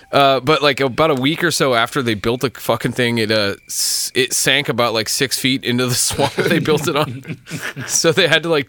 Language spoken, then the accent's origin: English; Shelton, United States; So in Shelton, my hometown